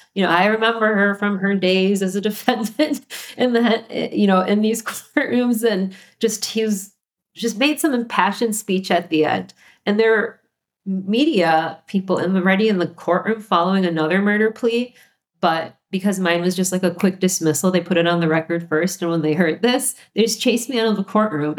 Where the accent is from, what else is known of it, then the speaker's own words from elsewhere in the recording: Minnesota, United States; moved away; also born or lived in Illinois; I'm a native Minnesotan